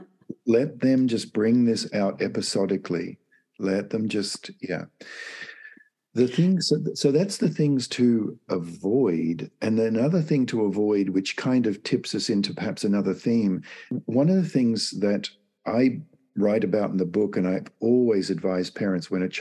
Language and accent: English; Australia; moved away as an adult; now in United States; I'm from Australia, and it's my birth country. I've lived in the US now for 25 years